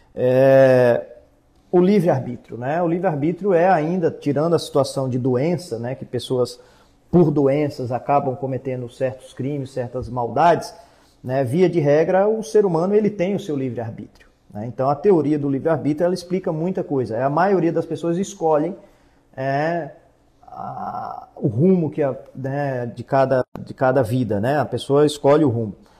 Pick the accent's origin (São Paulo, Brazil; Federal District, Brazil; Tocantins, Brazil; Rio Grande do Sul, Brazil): Federal District, Brazil; Brasília; accent: brasiliense; moved away as an adult; also born or lived in Paraná; now in Santa Catarina, Brazil; eu, apesar de ser nascido e criado em Brasília, eu já estou aqui agora em Santa Catarina, já vai fazer 13 anos